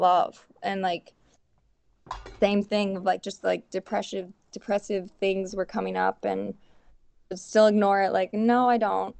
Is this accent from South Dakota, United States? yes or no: yes; Milbank, South Dakota, United States; from Milbank, South Dakota. It's like 3,300 people here. And I grew up on a farm